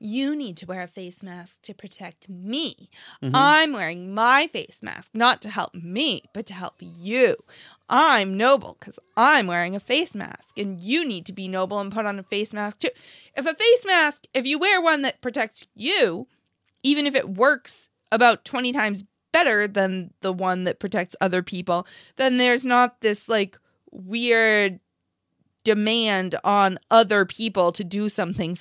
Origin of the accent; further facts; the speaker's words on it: United States; I grew up in the United States